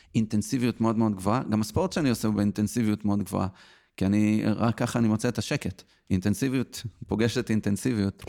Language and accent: Hebrew; Petah Tikva, Central District, Israel; born or raised there